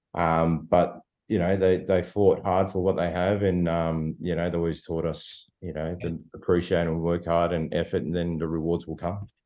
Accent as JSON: {"language": "English", "town": "Sydney", "region": "New South Wales", "country": "Australia", "tie": "born or raised there", "also_born_or_lived": "Bankstown / Punchbowl / Spain (ancestry)", "said": "living in in the Shire and growing up in the Shire"}